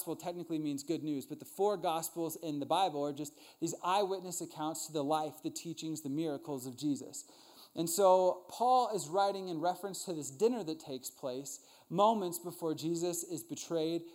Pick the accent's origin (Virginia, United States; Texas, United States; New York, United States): Virginia, United States; Northern; I grew up in Northern Virginia with a really big family